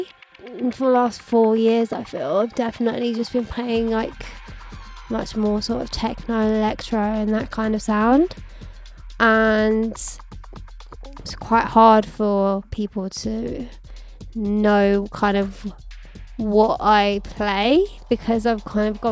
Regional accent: Birmingham, West Midlands, United Kingdom; now in London, United Kingdom; I'm from Birmingham

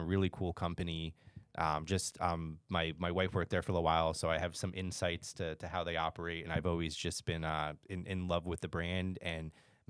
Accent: Toms River, New Jersey, United States; I grew up in Toms River, New Jersey.

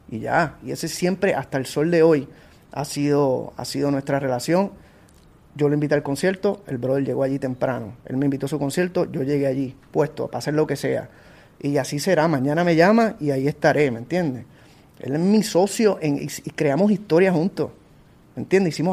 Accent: Puerto Rico; esto está en mi país

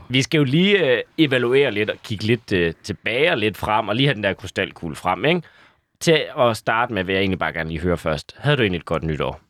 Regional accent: Aalborg, North Denmark Region, Denmark; moved away; fra min gamle hjemby, Aalborg

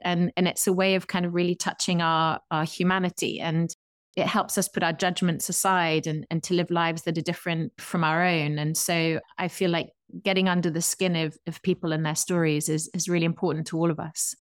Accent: England, United Kingdom; I'm an English person from across the Atlantic

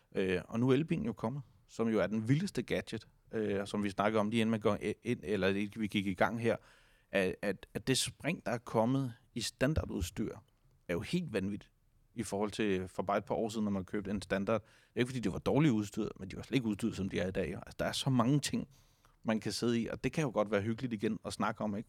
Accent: Denmark; vi som danskere

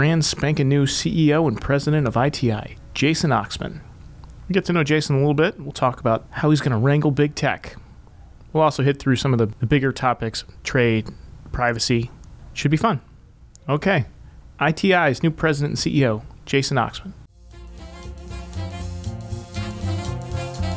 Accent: Washington, District of Columbia, United States; I'm a native Washingtonian and there's only 10 of us here

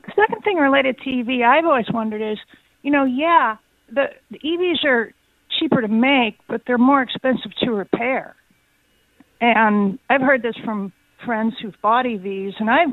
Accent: New York, United States; also born or lived in Florida; I'm a New Yorker

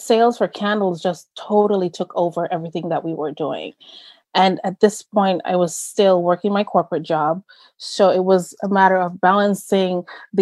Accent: Jamaica; moved away; growing up in Jamaica with my grandparents

